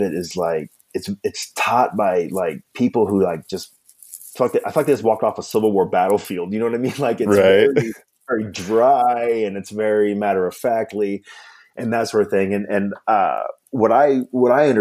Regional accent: Kentucky, United States; I grew up in Kentucky

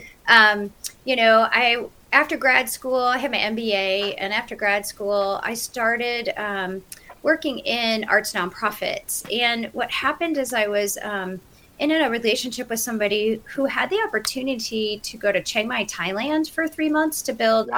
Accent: Cleveland, Ohio, United States; moved away as an adult; now in Western North Carolina, United States; I grew up in Cleveland, Ohio. I'm a Midwesterner, true at heart.

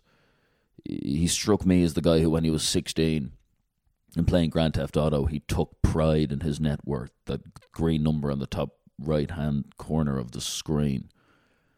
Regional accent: Dublin, Leinster, Ireland; moved away; where I grew up in Dublin

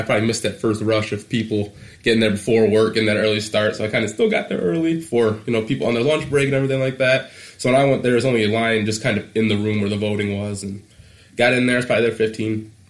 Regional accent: Eastpointe, Michigan, United States; also born or lived in Detroit, Michigan; 22 years old. I was born in Detroit, Michigan. Raised in East Point

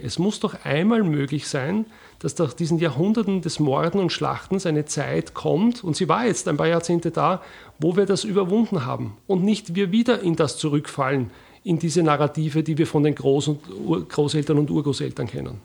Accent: Wiener Neustadt, Lower Austria, Austria; also born or lived in Bucklige Welt; Ich bin aufgewachsen in Wiener Neustadt

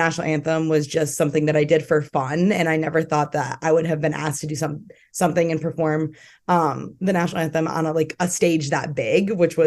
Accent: Central New York, United States; moved away; I grew up in Central New York

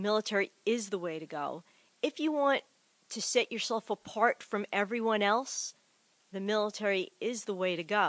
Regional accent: Bayonne, New Jersey, United States; moved away as an adult; also born or lived in Cranford, New Jersey; I come from Bayonne. I love Bayonne, the holy city of Bayonne

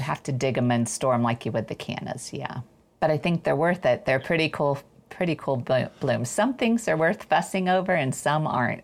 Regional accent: Ohio, United States; I'm from Ohio

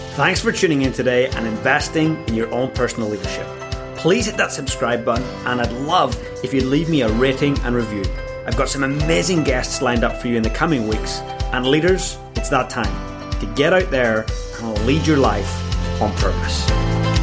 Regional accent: Northern Ireland, United Kingdom; I grew up in Northern Ireland.

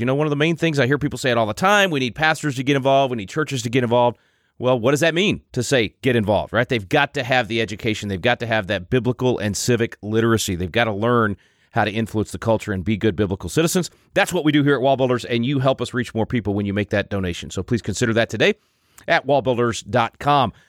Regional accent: Wylie, Texas, United States; I grew up in Wiley, which is right next door

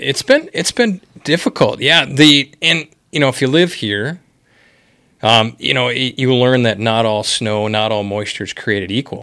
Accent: Wisconsin, United States; moved away as an adult; now in Bismarck, United States; Bismarck is not my home area. I'm originally from Wisconsin

